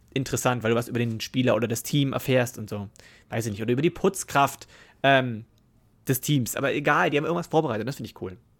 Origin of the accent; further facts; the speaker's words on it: Germany; Bei uns in Deutschland